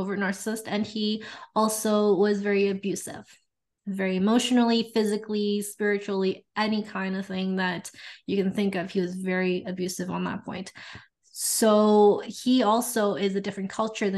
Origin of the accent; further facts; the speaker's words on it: Canada; now in Edmonton, Canada; I am Canadian. I'm on the western side of Canada, so Edmonton, Alberta.